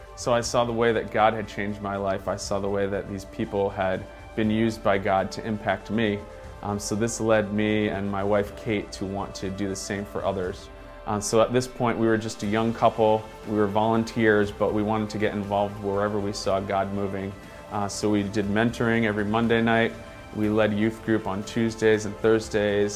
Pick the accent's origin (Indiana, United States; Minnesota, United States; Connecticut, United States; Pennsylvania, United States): Connecticut, United States; Stratford; I grew up in Stratford, Connecticut